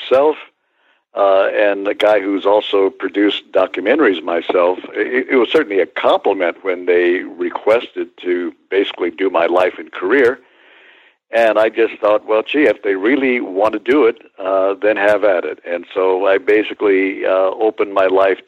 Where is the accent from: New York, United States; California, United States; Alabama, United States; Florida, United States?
California, United States; Santa Barbara; my hometown of Santa Barbara